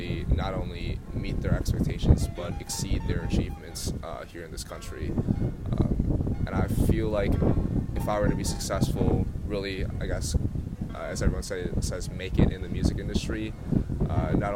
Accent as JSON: {"language": "English", "area": "Chicago suburbs", "region": "Illinois", "country": "United States", "tie": "born or raised there", "moved": "as an adult", "said": "I'm from the Chicago suburbs, so I went back home for 3 weeks during the summer"}